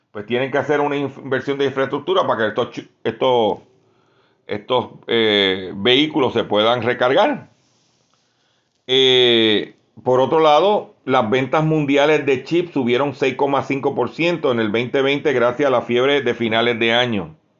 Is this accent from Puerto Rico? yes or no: yes; Lares, Puerto Rico; mi pueblo de Lares